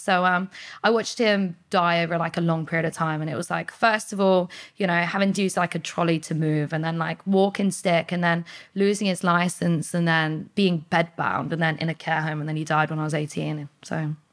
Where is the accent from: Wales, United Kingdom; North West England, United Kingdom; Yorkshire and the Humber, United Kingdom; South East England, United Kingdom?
South East England, United Kingdom; Portsmouth; I was born in Portsmouth, like, grew up around the area